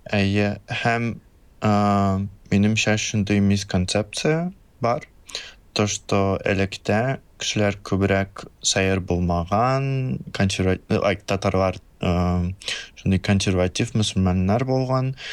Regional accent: Russia; если говорить о моем самом большом чувстве, почему я татарин

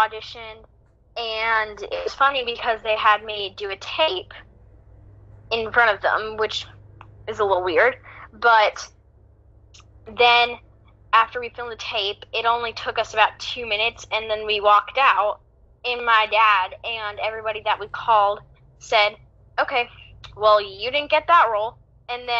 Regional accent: Greensboro, North Carolina, United States; I'm from Greensboro, North Carolina.

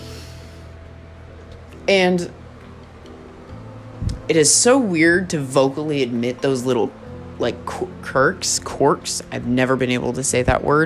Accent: San Francisco Bay Area, California, United States; born or raised there; moved away as an adult; now in Oklahoma, United States

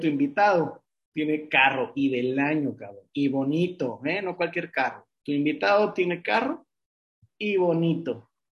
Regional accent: Mexicali, Baja California, Mexico; now in Monterrey, Mexico; un alumno de psicología, de Mexicali, de un pueblo, sí, ni siquiera es de Monterrey

